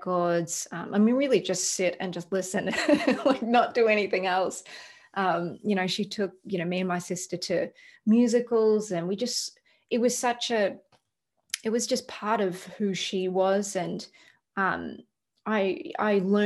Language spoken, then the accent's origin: English; Melbourne, Victoria, Australia; moved away as an adult; also born or lived in Los Angeles, United States; now in Nashville, United States; I'm from Australia